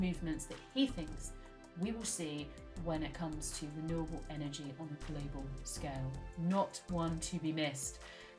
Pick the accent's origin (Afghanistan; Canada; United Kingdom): United Kingdom; I'm very British talking about this now